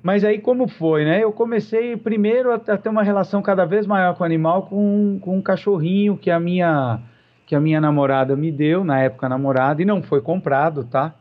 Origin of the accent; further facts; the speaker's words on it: São Paulo, Brazil; now in Curitiba, Brazil; eu moro em Curitiba perto de 22 anos, eh, nasci em São Paulo